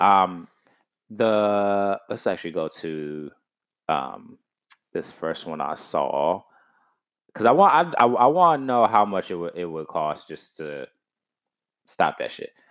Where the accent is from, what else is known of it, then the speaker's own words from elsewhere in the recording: Texas, United States; I'm from Texas